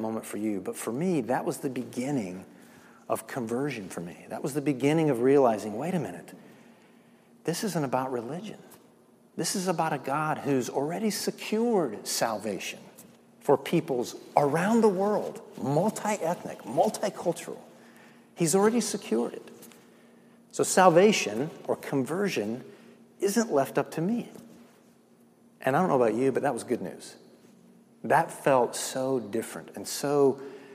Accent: the South, United States; I'm from the South

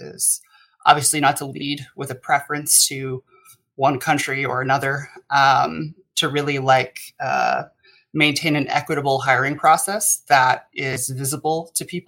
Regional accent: United States; as an American myself

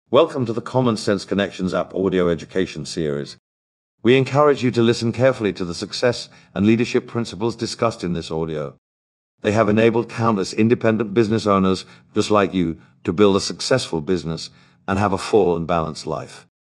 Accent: rural Oklahoma, United States; also born or lived in Yukon, Oklahoma; I was raised way back in the woods in very rural Oklahoma where front teeth were optional.

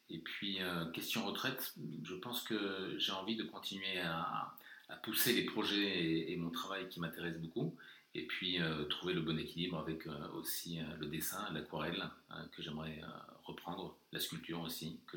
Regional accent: Morocco; born there; comme je suis né au Maroc et que j'ai eu la chance de voyager avec mon père qui était militaire à Madagascar et en Afrique du Sud

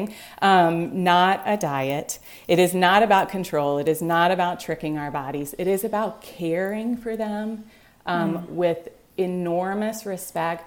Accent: Greenville, South Carolina, United States; now in Vermont, United States; I grew up in Greenville, South Carolina

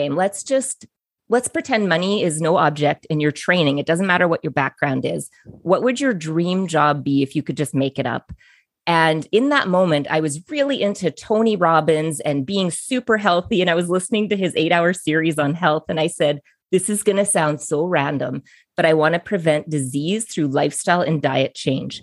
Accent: Biggar, Saskatchewan, Canada; I'm from Bigger, Saskatchewan.

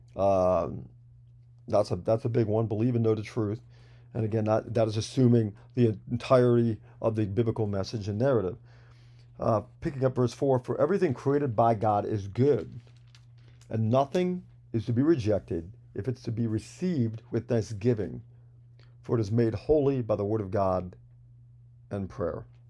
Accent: New York, United States; I'm from New York, so we've always, I, if you know any New Yorkers, there's a lot of rich language, if you will, floating around

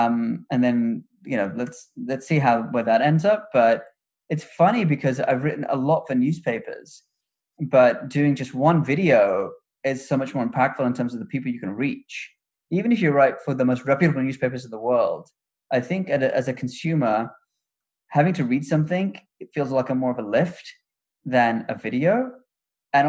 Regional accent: United Kingdom; moved away as an adult; also born or lived in Chicago / New York; I'm British, and in Britain, any ambition is beaten out of you

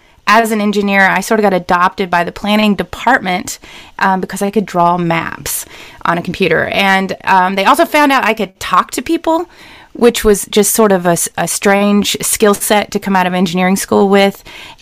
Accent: Western North Carolina, United States; I grew up in Western North Carolina

